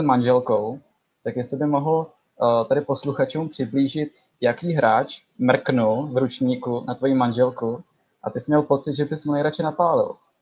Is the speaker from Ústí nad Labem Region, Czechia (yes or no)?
yes; Kadaň, Ústí nad Labem Region, Czechia; jsem z Kadaně.